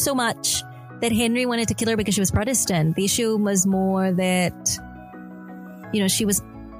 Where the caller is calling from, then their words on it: Melbourne, Victoria, Australia; I am in Melbourne. I'm at the Faith FM studios in Melbourne, Australia.